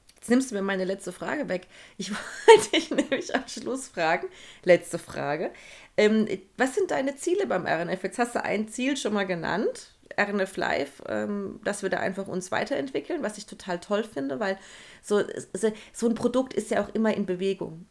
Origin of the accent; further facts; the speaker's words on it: Hesse, Germany; also born or lived in Frankfurt; Und ich komme ja sogar aus Hesse.